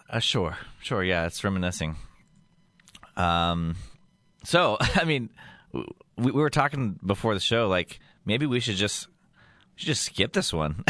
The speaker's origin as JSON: {"language": "English", "town": "Yuma", "region": "Colorado", "country": "United States", "tie": "born or raised there", "moved": "yes", "said": "I was doing a little radio show in my hometown of, um, Yuma, Colorado"}